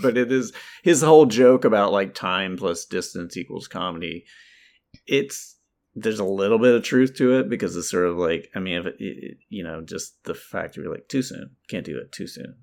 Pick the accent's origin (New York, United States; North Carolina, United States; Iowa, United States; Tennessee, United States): North Carolina, United States; I'm from North Carol, I'm from the South, North Carolina